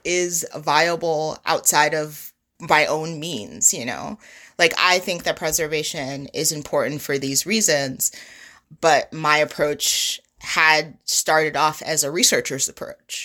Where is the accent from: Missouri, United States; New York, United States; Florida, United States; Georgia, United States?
New York, United States; New York City; moved away; I grew up in Brooklyn, and Brooklyn looks entirely different from when I lived there and grew up there